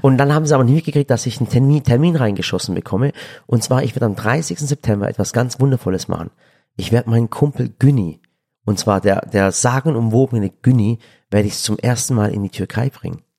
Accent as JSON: {"language": "German", "country": "Germany", "tie": "born or raised there", "said": "ich sehe mich doch auch als Deutscher. Ich bin hier auch geboren."}